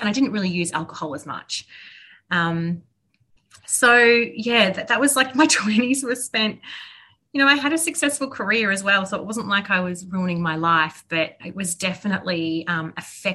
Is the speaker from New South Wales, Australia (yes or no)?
no; Melbourne, Victoria, Australia; I grew up in Bayside in Melbourne, which is a beautiful part of Victoria